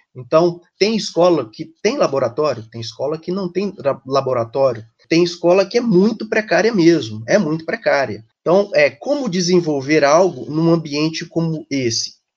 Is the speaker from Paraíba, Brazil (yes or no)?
no; Ipatinga, Minas Gerais, Brazil; moved away as an adult; also born or lived in Belo Horizonte / São Paulo; eu sou do interior de Minas, sou de, da cidade Ipatinga, né, no leste mineiro, saí da, da minha cidade na época porque não tinha faculdade, então migrei para Belo Horizonte